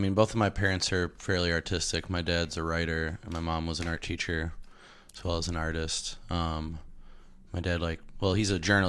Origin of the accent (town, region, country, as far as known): Milwaukee, Wisconsin, United States; born or raised there